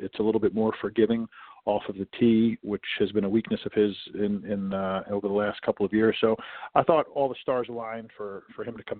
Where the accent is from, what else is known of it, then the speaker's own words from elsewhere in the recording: Oradell, New Jersey, United States; I'm originally from New Jersey, so I'm a local guy. I grew up in Oradell, New Jersey